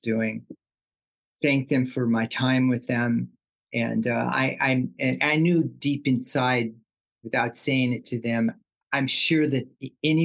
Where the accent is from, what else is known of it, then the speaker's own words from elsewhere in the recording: Sacramento, California, United States; also born or lived in Oakland, California; I wasn't born in Southern California, but I was born in Oakland, like Central California, the Bay Area. Uh-huh. And I did most of my schooling in the Sacramento area